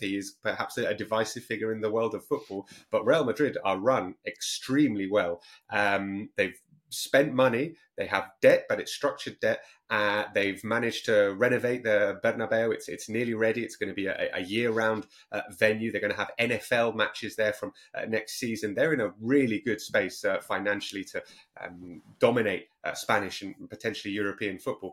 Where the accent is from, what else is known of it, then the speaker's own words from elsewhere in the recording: London, United Kingdom; I'm from North London